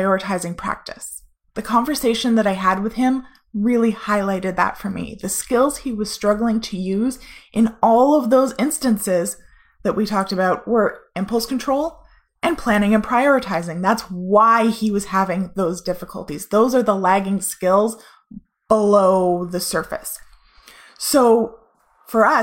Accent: Canada; we're Canadian

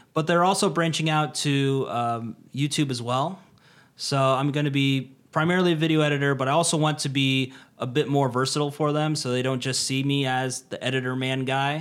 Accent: United States; moved away as an adult; now in Tokyo, Japan; being Mister American

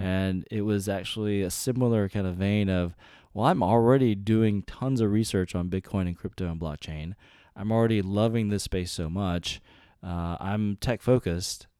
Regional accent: North Carolina, United States; I grew up at, in North Carolina

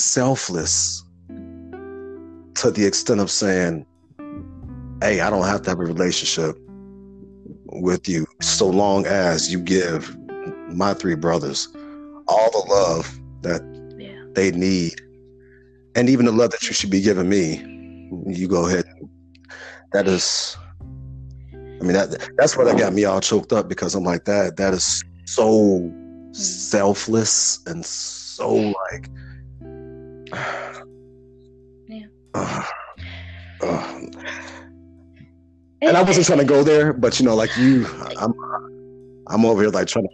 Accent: Chicago, Illinois, United States; I was born and raised in Chicago, so I'm a Midwest lad

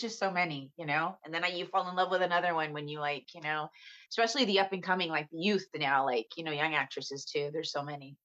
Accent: San Antonio, Texas, United States; now in Los Angeles, United States; I'm from San Antonio, Texas.

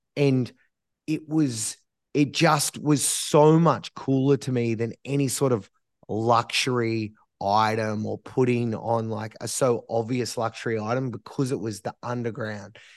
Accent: Australia; as Australians

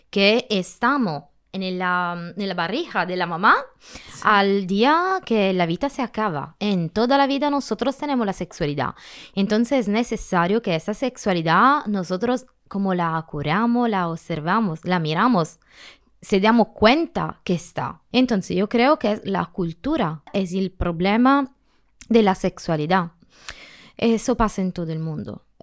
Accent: Calabria, Italy; Spanish is a second language; moved away as an adult; now in Spain; Soy italiana, tengo 37 años, eh, soy del sur de la Italia, en Calabria. Eh, me soy mudada aquí al final de septiembre

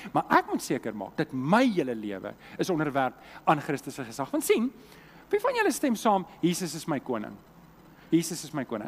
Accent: Germiston, Gauteng, South Africa; also born or lived in Leondale; now in Cape Town, South Africa; ek het groot geword in Germiston

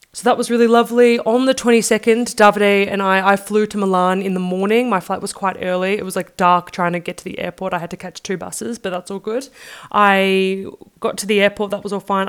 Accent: Australia; moved away; I'm from Australia

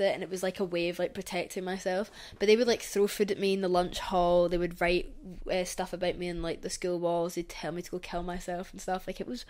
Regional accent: Scotland, United Kingdom; growing up in Scotland

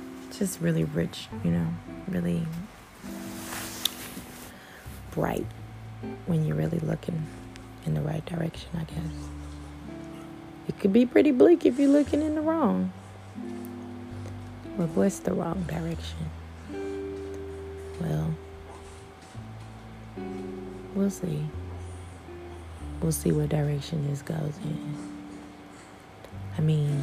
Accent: Houston, Texas, United States; I'm from Houston.

